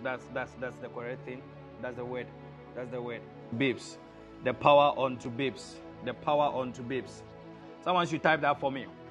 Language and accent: English; Ashanti, Ghana; i'm in ghana i was born in in very amazing part of Ghana, um, in Ashanti region